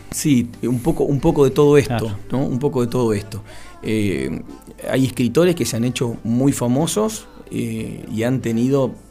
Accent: Patagonia, Argentina; yo lo vi, lo viví porque soy patagónico, porque viví acá

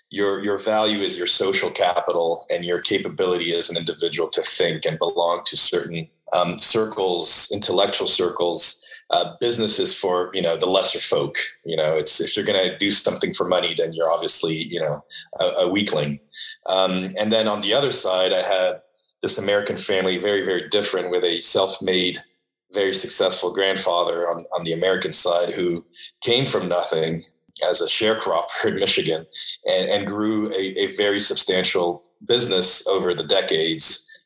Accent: Paris, Île-de-France, France; born there; I was born in Paris um, in uh, a in the mid '70s, um, and uh, the product of the 60s, I say

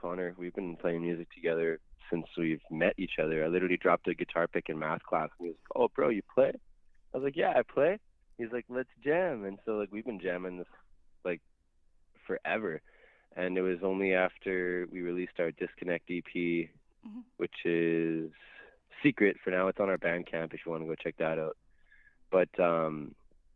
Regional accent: Canada; I'm Canadian. I've lived in the same city my whole life.

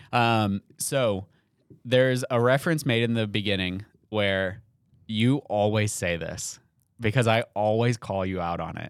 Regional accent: New England, United States; moved away; I grew up in New England for a little bit

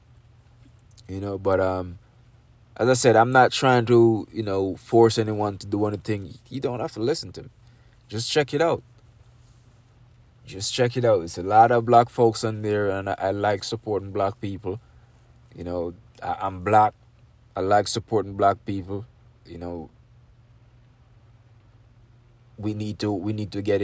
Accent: Jamaica; I'm from Jamaica. I'm from a third world country

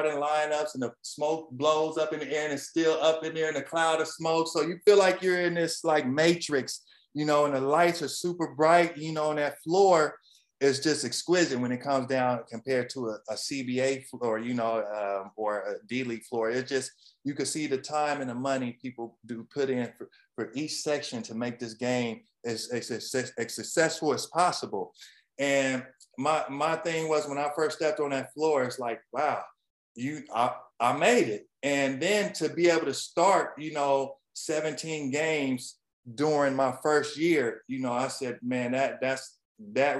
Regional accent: Los Angeles, California, United States; I got a chance to play in my hometown

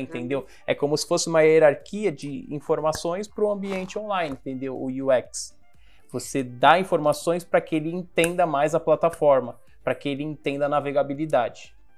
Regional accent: Guarujá, São Paulo, Brazil; also born or lived in São Vicente / Baixada Santista; Eu sou do Guarujá, e o meu primeiro emprego, eu ainda morava em São Vicente

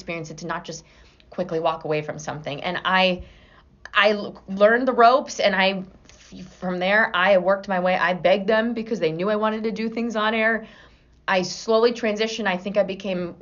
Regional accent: Pittsburgh, Pennsylvania, United States; moved away as an adult; also born or lived in Steubenville, Ohio; now in Cleveland, United States; I went to college in Pittsburgh

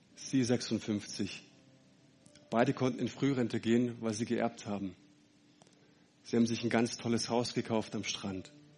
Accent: Leonberg, Baden-Württemberg, Germany; also born or lived in Fellbach; Ich komme aus Fellbach bei Stuttgart, ähm, äh, aus, aus Leonberg. Fellbach war ich jahrelang.

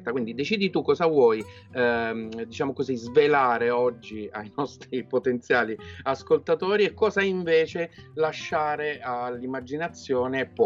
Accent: Abruzzo, Italy; now in Paris, France; sono abruzzese, vivo a Parigi da, da 16 anni dove faccio architetto e ogni tanto anche il fotografo

